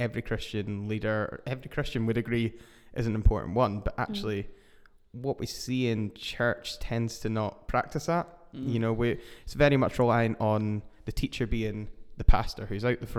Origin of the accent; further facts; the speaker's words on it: Edinburgh, Scotland, United Kingdom; I am from Edinburgh in Scotland